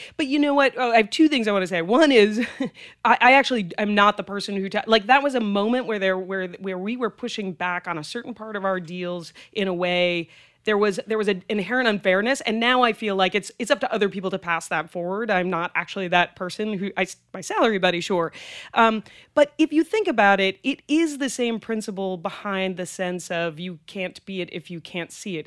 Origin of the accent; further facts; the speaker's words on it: Greenwich, Connecticut, United States; also born or lived in Manhattan, New York / Boston, Massachusetts; I actually went to junior high and high school in Greenwich, Connecticut